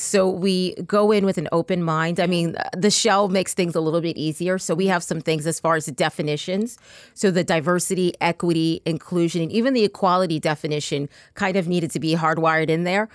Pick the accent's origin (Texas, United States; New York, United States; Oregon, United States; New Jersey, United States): Texas, United States; I'm actually from Texas